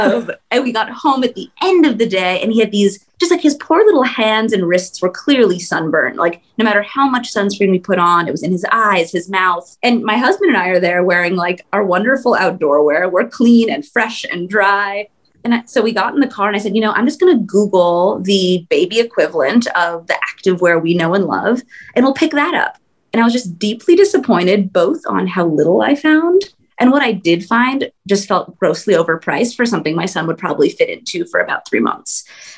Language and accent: English; Southern California, United States; also born or lived in Bay Area; Yeah, I grew up in Southern California.